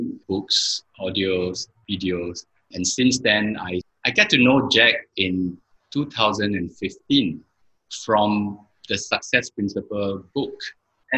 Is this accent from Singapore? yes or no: yes; Singapore; moved away as an adult; also born or lived in Kuala Lumpur, Malaysia; I'm a Singaporean, but I basically spent a lot of time in Malaysia, Kuala Lumpur